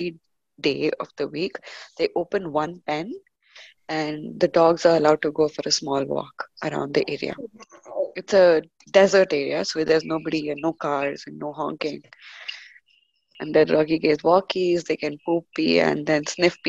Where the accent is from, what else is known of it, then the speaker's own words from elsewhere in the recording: India; we are from India and India has state board exams in 10th grade.